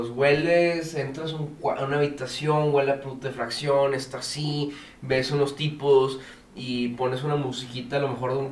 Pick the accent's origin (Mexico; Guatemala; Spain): Spain; Sí, así es, es, con, o sea, es que soy español.